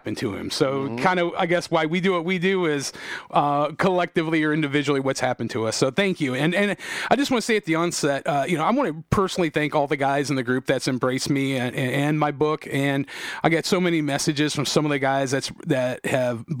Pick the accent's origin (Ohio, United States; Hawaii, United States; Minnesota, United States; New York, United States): Ohio, United States; Painesville Township; I grew up, I was raised in Painesville Township